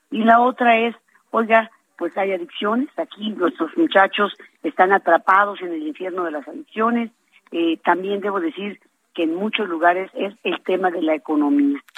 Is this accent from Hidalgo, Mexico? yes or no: yes; Hidalgo, Mexico; porque soy una hidalguense que ama Hidalgo y que tiene ganas de trabajar